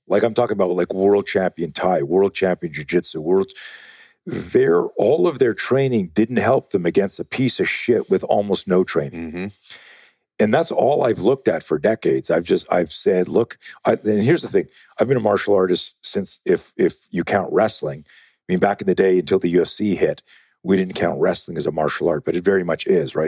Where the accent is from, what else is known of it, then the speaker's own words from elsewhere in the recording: Canada; now in United States; I'm used to be uh, uh, Canadian.